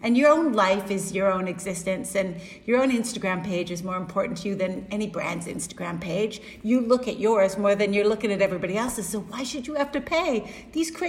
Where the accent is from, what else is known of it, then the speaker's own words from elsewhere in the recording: Canada; I'm Canadian